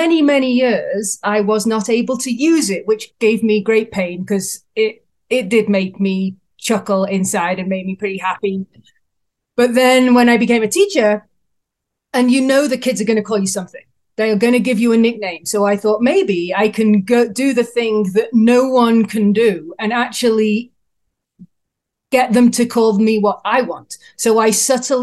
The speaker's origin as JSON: {"language": "English", "region": "England", "country": "United Kingdom", "moved": "yes", "lives_now": "Canada", "said": "I'm based in Canada, but I'm from England, so I have an accent"}